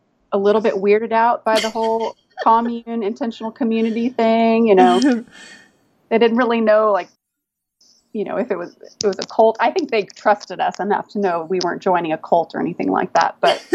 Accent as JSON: {"language": "English", "region": "Texas", "country": "United States", "tie": "born or raised there", "also_born_or_lived": "Washington, D.C.", "moved": "as an adult", "said": "growing up in Texas, I thought I wanted to have a horse ranch, but we were big city people"}